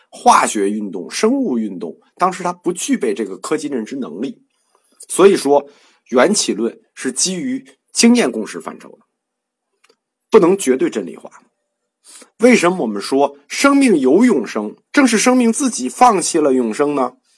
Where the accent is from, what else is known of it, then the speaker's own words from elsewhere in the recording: China; 我们中国人